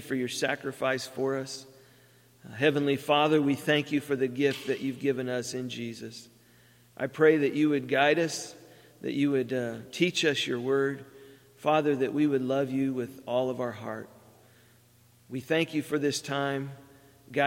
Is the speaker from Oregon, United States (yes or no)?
yes; Oregon, United States; I'm from Oregon, even the Cascade Range.